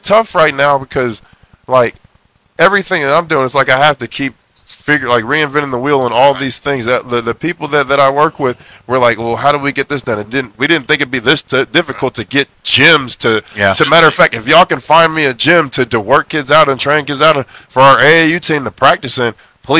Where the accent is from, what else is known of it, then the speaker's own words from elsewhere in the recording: Oklahoma, United States; Because Kentucky, where basketball is king, I'm from Oklahoma, close to football.